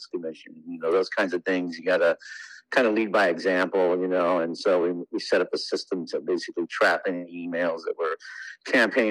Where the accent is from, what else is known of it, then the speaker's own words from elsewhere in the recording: Lahaina, Hawaii, United States; also born or lived in Honolulu / California; I was born in Honolulu, and then at the ripe age of 1 year old, moved to Maui. I've been living in Lahaina ever since